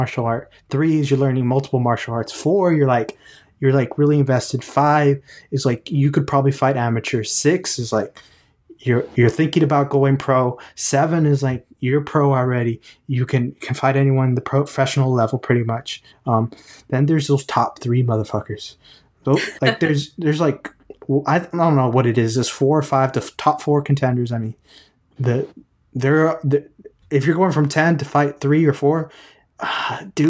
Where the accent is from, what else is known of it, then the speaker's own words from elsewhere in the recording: Houston, Texas, United States; I'm Houston